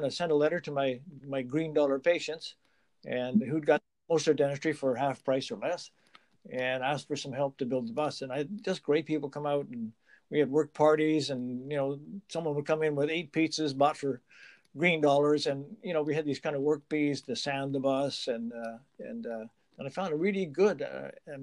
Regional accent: Montreal, Quebec, Canada; moved away as an adult; now in British Columbia, Canada; originally I'm from Montreal, and I left there when I was 28, just finished my degree.

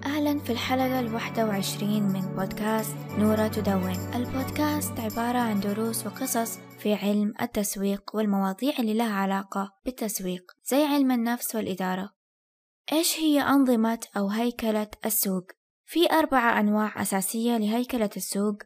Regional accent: Saudi Arabia; عندنا في السعودية

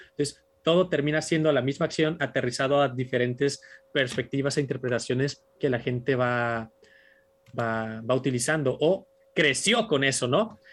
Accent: Tijuana, Baja California, Mexico; yo soy primera generación de Tijuana dentro de mi familia

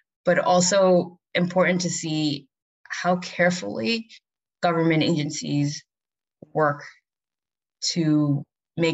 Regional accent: New York City, New York, United States; I get to work in the community that I've been born and raised in New York City

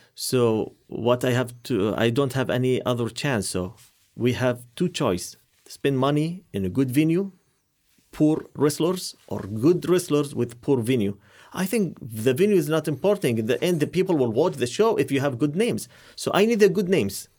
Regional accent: Qatar; I'm from Qatar.

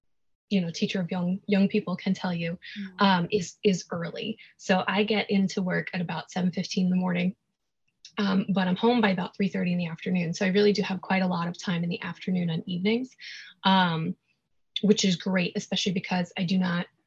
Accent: New York City, New York, United States; I was born and raised in New York, here in New York City

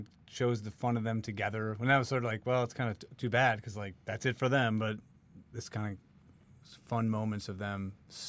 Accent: Chicago, Illinois, United States; near where I grew up in Chicago.

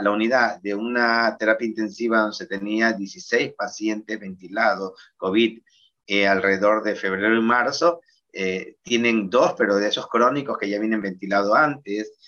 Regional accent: Guayaquil, Guayas, Ecuador; nosotros como guayaquileños

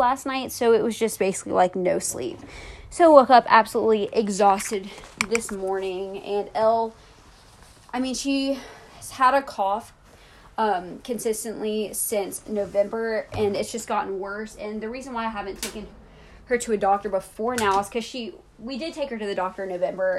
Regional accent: United States; accent: American; my American ass accent

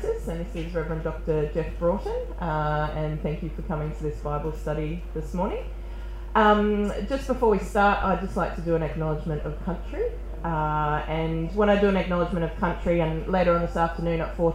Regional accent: Redcliffe, Queensland, Australia; also born or lived in Cairns, Queensland; I live and have grown up in Redcliffe, which is just north of Brisbane in Queensland, and that's on Gubbi Gubbi country. And I was born up in Cairns.

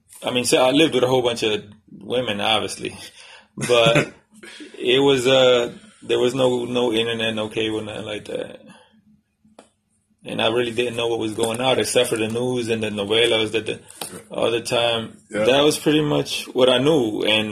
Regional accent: Dominican Republic; moved away; Well, when I came from the Dominican Republic, it was 10 of us in the house.

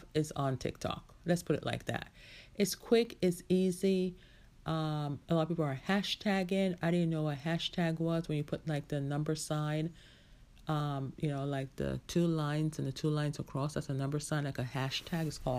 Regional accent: United States; I was growing up in the United States

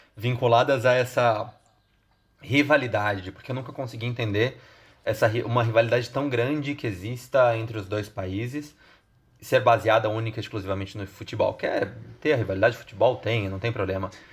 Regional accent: Santa Catarina, Brazil; eu, como um bom catarinense

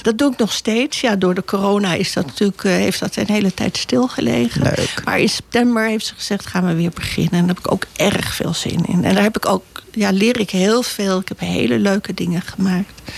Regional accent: Bussum, North Holland, Netherlands; moved away as an adult; also born or lived in Naarden / Amsterdam; Bussum hebben we gewoond. Daar heb ik zelf gewoond tot mijn achttiende

